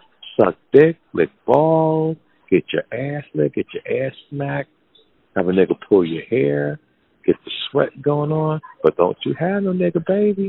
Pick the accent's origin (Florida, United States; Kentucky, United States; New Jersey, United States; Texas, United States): New Jersey, United States; Jersey City; moved away; Jersey City, New Jersey, my hometown